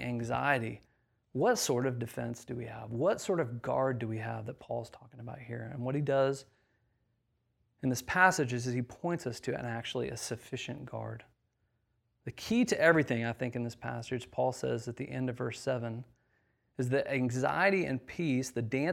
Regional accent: Indiana, United States; moved away; I grew up in a very, very small town in the middle of nowhere, Indiana

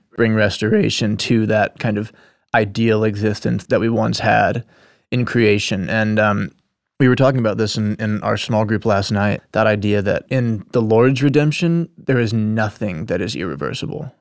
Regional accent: Nashville, Tennessee, United States; moved away as an adult; I was born here in Nashville, and that, uh, and I guess being a native

